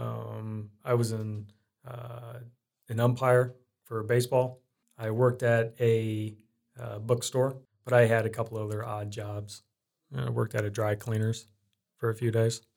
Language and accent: English; Iowa and Indiana, United States; moved away as an adult; also born or lived in Des Moines, Iowa / Arizona; growing up, I was in Iowa and Indiana. My teen years, I was in Indiana, and before then, I was in Iowa.